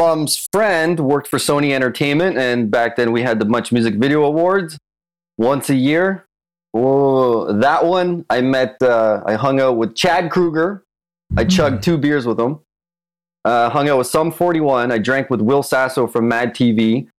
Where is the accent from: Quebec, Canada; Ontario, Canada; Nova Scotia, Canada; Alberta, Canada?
Ontario, Canada; Toronto; north of Toronto? My parents came from Czech Republic from the USSR occupation, and I'm here now.